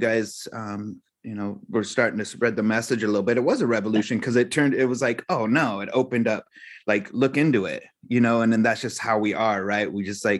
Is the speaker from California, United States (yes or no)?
yes; Santa Cruz, California, United States; I grew up in Santa Cruz